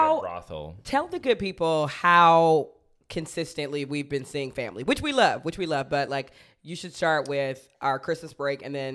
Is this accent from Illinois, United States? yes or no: no; Athens, Georgia, United States; which we're all big UGA fans because I was born and raised in Athens.